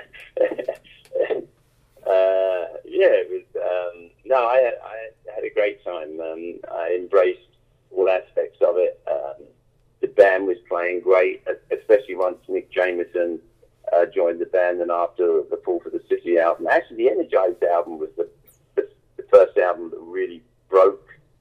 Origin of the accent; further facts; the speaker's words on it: London, United Kingdom; growing up in London